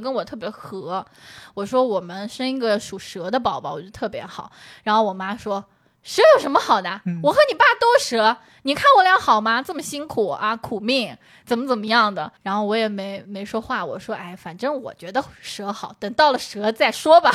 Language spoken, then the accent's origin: Chinese; Shangyu, Zhejiang, China; 那我回上虞不也是回自己家吗